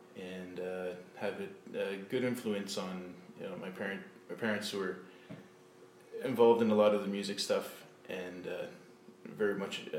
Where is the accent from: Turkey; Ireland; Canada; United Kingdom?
Canada; Sudbury, Ontario; also born and raised in Sudbury. A musician in this town